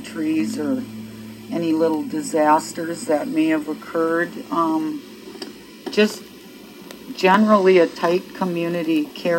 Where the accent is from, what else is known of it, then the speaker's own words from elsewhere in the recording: Duluth, Minnesota, United States; I'm from Duluth